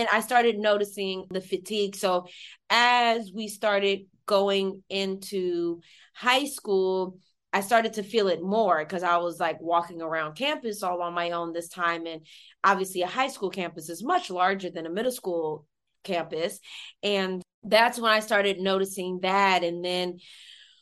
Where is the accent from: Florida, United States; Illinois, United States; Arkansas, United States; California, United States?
California, United States; Stockton; That's where I was born and raised